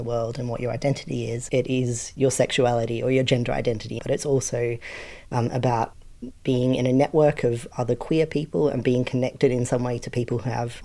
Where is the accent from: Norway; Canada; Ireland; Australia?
Australia; now in United Kingdom; I'm Australian, living in the UK